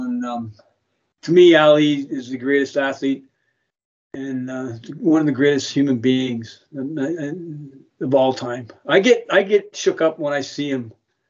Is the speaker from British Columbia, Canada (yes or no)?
no; Toronto, Ontario, Canada; now in Niagara, Canada; I'm a Toronto guy, born and raised, but I'm a Niagara person.